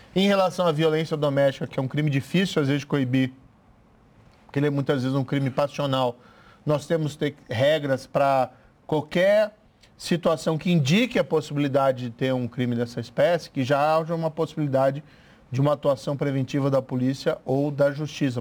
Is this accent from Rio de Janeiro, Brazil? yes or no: no; interior of Paraná, Brazil; sou do interior do Paraná